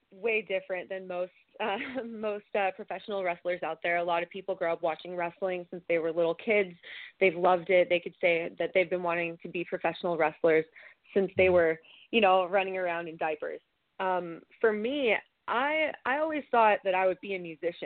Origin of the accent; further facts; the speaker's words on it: California, United States; moved away as an adult; now in Vancouver, Canada; I was born in California, and that's where I began my training, and I've lived in many different places. Right now, I'm currently residing at the Mac Mansion in Vancouver